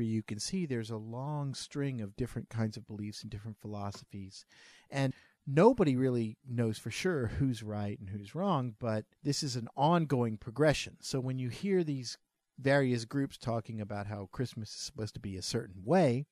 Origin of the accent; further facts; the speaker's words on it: New Orleans, Louisiana, United States; we're from New Orleans